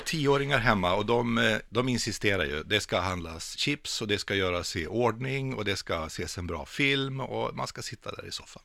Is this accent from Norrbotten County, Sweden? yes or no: no; Vänersborg, Västra Götaland, Sweden; tävlingsrodd i Vänersborg där jag växte upp.